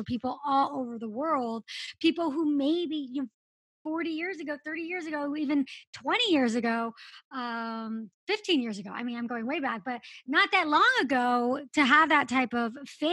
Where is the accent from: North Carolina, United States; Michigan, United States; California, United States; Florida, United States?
California, United States; Los Angeles; I grew up in Los Angeles